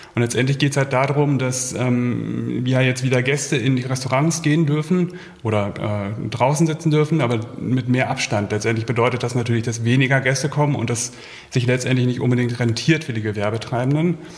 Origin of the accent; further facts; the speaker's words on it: Hamburg, Germany; moved away as an adult; now in Berlin, Germany; ich komme ursprünglich auch aus Hamburg, äh, lebe aber seit 2005 hier in Berlin